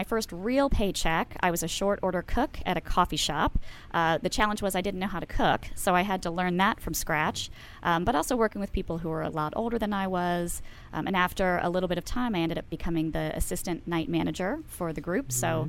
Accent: Baltimore, Maryland, United States

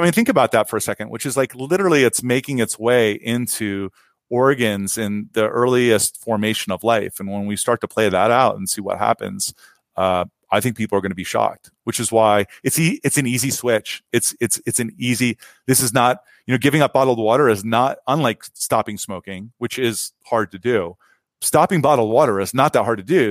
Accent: Ohio, United States; now in San Francisco Bay Area, United States; I grew up in Ohio

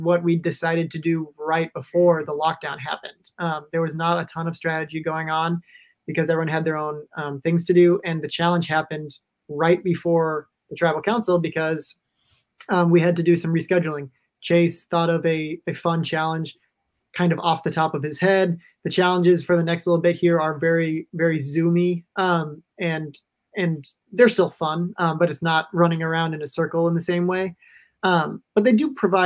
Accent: Minnesota, United States; I'm from Minnesota.

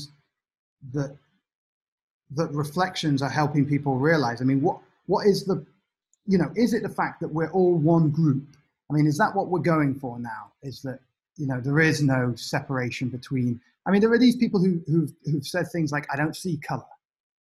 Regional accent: United Kingdom; being British.

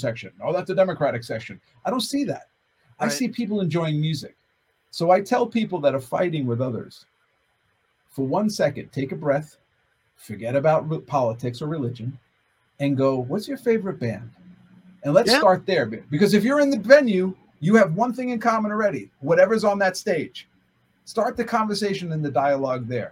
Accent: United States; I'm an American

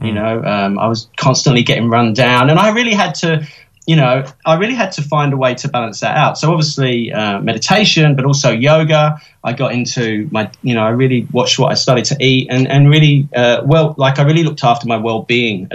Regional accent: London, United Kingdom; now in Australia; I grew up in the East End of London, one of the poorest areas of Britain, very working class

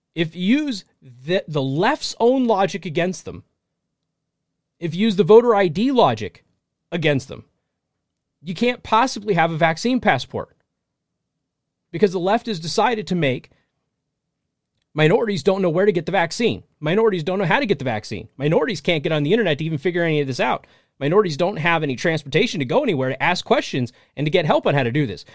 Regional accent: United States; I'm an American, and this is my country

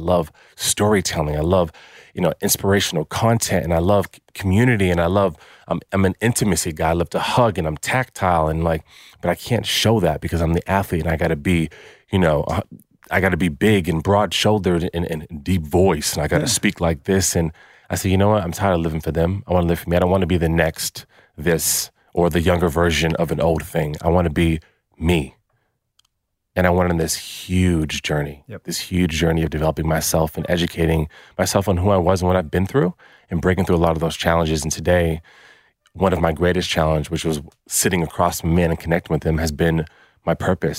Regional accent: United States; moved away as an adult; now in Australia; Hey guys, I'm American, I'm in Australia

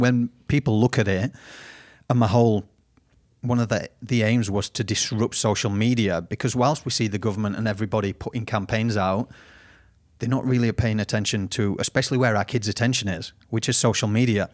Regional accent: United Kingdom; now in Australia; I haven't got an Aussie accent 'cause I'm originally from Britain

